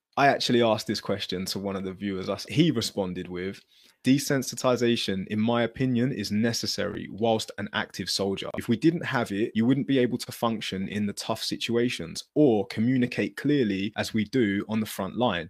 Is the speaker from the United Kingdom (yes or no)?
yes; Luton, East of England, United Kingdom; growing up in Luton, it wasn't a very friendly environment